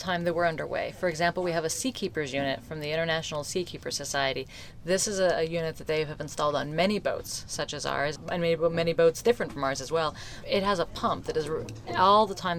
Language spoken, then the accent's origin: English; Colorado, United States; I grew up in Colorado